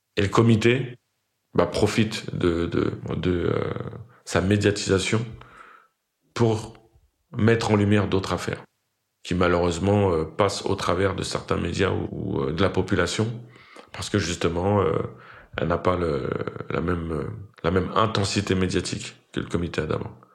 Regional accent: Fresnes, Île-de-France, France; J'ai grandi dans le Val-de-Marne, dans la ville de Fresnes

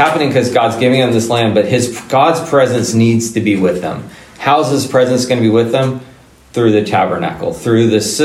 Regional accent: United States; who we are as Americans

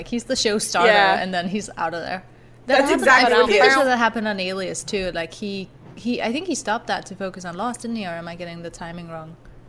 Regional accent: Denmark; I am from Denmark

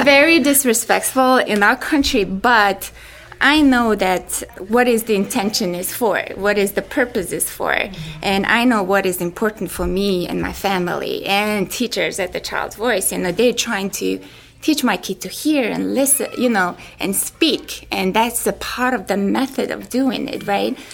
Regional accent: Mongolia; moved away; I'm from Mongolia

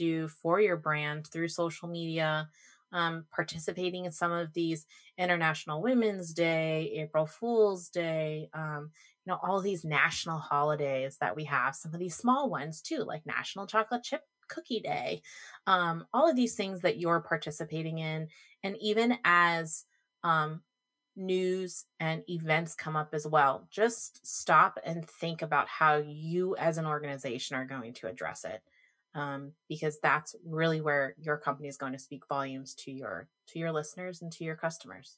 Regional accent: Orlando, Florida, United States; I was born and raised in Orlando

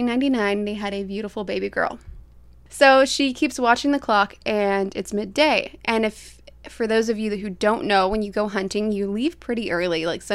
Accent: Florida, United States; we're from Florida, so.

